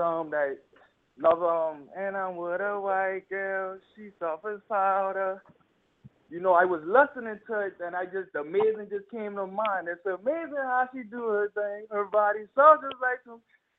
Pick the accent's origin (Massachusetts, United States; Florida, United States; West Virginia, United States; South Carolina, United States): South Carolina, United States; Charleston; also born or lived in Brooklyn, New York; I am born in Brooklyn, New York. I've been raised in Charleston, South Carolina.